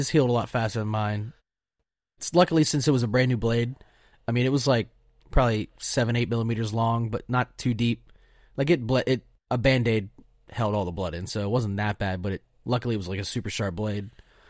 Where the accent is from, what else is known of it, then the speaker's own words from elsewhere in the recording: Pennsylvania, United States; All right, so everybody knows I'm from